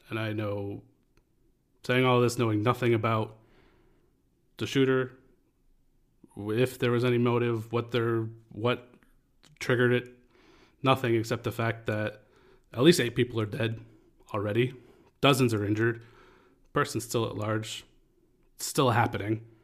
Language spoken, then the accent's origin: English; Lewiston, Maine, United States; my hometown in Lewiston, Maine